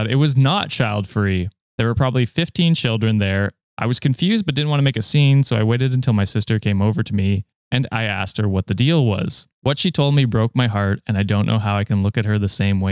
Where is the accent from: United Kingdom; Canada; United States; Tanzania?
Canada; I am Canadian